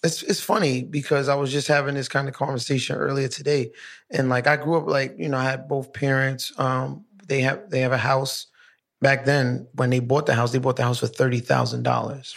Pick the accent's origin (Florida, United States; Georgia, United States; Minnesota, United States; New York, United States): New York, United States; New York City; I'm from downtown Brooklyn